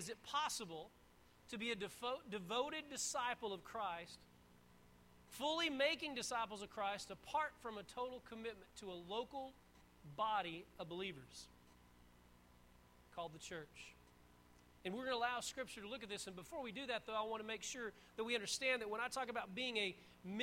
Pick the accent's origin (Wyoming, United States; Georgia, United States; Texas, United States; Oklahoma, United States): Texas, United States; now in North Carolina, United States; I was born and raised in Texas